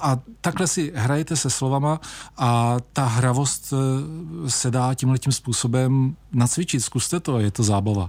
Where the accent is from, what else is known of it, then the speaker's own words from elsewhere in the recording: Vysočina Region, Czechia; tady Vysočina, eh, Třebíč a Jihlava, to je prostě můj domov